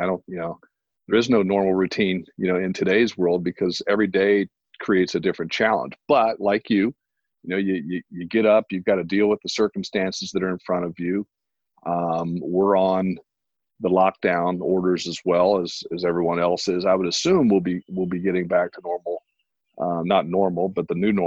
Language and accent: English; Indiana, United States; moved away as an adult; now in Arizona, United States; I'm from Indiana. I was born and raised in Indiana